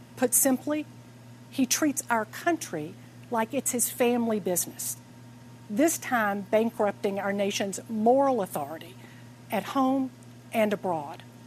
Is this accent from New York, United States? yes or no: no; Atlanta, Georgia, United States; I'm here in my hometown of Atlanta